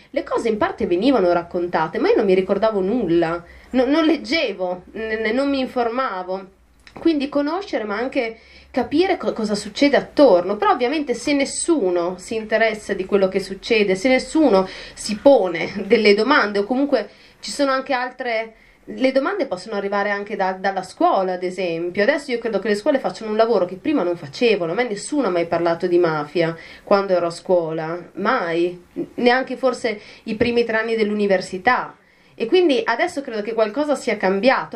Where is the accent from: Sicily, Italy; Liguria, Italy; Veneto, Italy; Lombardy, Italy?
Lombardy, Italy; moved away as an adult; also born or lived in Bologna; io non, non sono emiliana in realtà sono lombarda, però eh, ho frequentato molto i piccoli comuni delle, dell'Emilia Romagna, soprattutto della provincia di Reggio Emilia, perché eh, vivevo a un chilometro di distanza da quella provincia